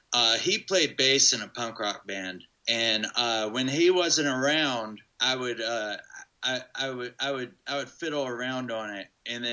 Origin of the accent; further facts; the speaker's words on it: Hillsborough, North Carolina, United States; In Hillsborough.